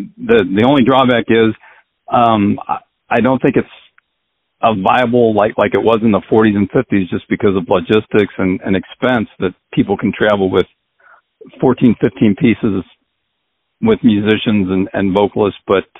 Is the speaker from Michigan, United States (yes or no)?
no; St. Louis, Missouri, United States; now in Kansas City, United States; Well, I'm originally from St. Louis, and I moved to the Kansas City area.